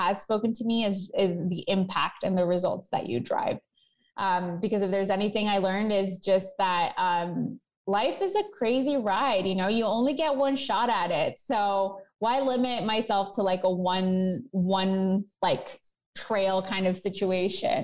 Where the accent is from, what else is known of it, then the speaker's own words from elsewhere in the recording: Chicago, Illinois, United States; I love my hometown. I love Chicago